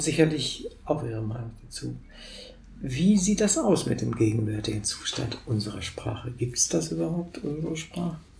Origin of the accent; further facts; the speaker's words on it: Wolfenbüttel, Lower Saxony, Germany; moved away; ich komme aus Wolfenbüttel, das ist 40 okay. Kilometer von der Grenze entfernt. Wir waren auch im, im, Grenzland sozusagen, da bin ich aufgewachsen.